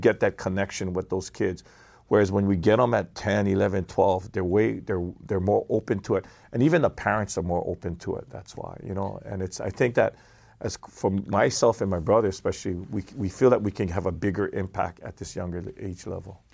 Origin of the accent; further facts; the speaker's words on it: Kailua, Hawaii, United States; I'm a Kailua boy